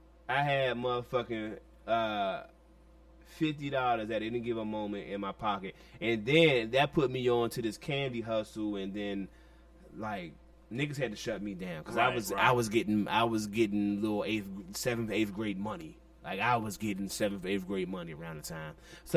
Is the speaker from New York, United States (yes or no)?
no; Washington, District of Columbia, United States; But as a 13-year-old kid in D.C., we grew up on Go-Go